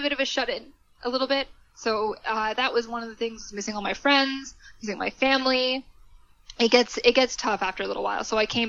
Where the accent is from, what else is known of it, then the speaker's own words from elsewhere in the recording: Canada; also born or lived in United Kingdom; I said, well, I'm from Canada.